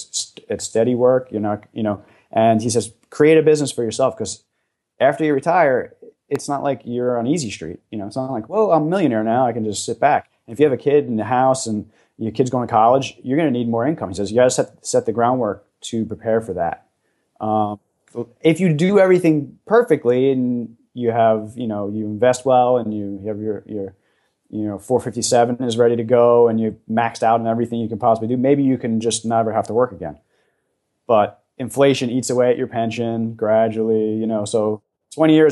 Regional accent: just over the George Washington Bridge, New Jersey, United States; And I grew up in the New York City area. I was just over the George Washington Bridge in New Jersey

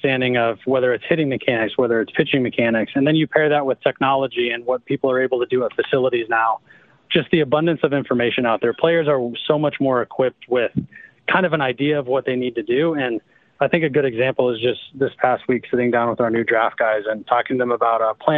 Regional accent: Midwest, United States; I grew up in the Midwest.

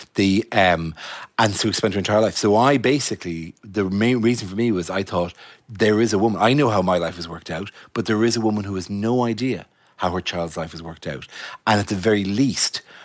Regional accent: Ireland; I'm Irish

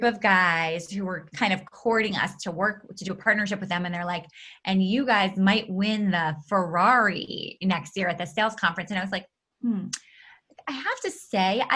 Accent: New York City, New York, United States; I grew up in New York City in an apartment building.

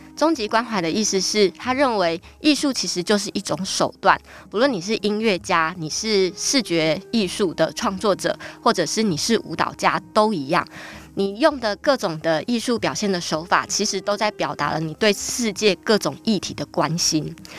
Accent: Tainan, Taiwan; now in New Taipei, Taiwan; 我出生在一个很传统的大家庭里面，对，就是跟爷爷啊，然后伯父们一起住。然后呢 ，呃，我们家虽然很传统，但在台南是开二手书店的

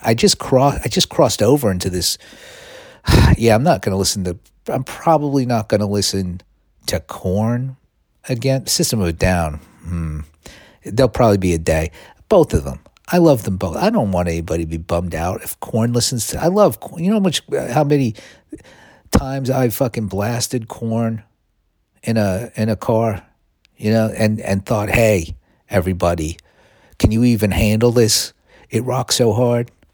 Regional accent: New York City, New York, United States; now in California, United States; I was born in New York City, Mount Sinai Hospital, lived in all five boroughs

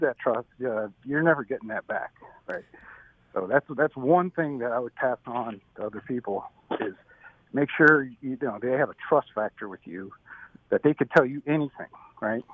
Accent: Syracuse, New York, United States; moved away as an adult; also born or lived in California; I'm from Syracuse, New York. I grew up there. Um, I was there until about I was 21

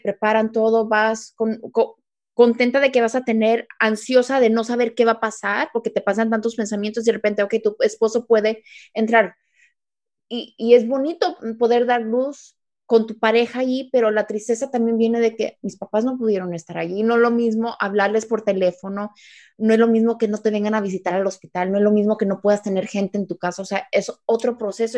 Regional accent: Mexico; siendo mexicana

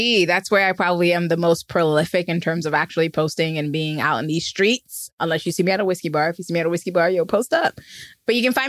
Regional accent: New York City, New York, United States; I'm a New Yorker

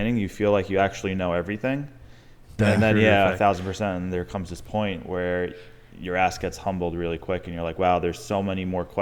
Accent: Long Island, New York, United States; now in Tampa, United States; I'm from Long Island, New York

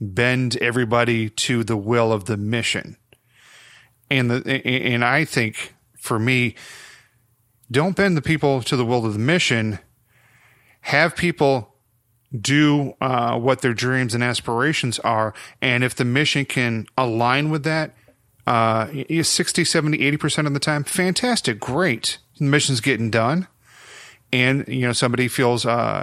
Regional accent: Rockford, United States; my hometown Rockford

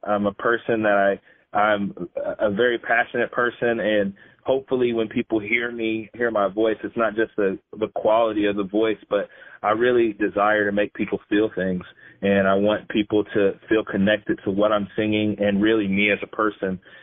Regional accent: Indiana, United States; I grew up here in Indiana, and I've traveled a little bit, but for the most part, I'm homegrown

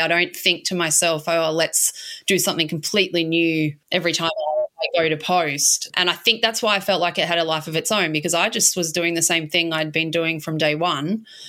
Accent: Melbourne, Victoria, Australia; moved away as an adult; also born or lived in Spain / Edinburgh, Scotland; now in Inverloch, Australia; I grew up in Melbourne, in St Kilda

